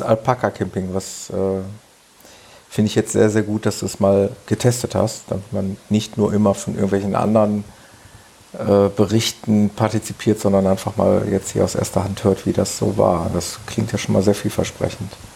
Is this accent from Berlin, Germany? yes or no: no; Mönchengladbach, North Rhine-Westphalia, Germany; in Mönchengladbach in meiner Geburtsstadt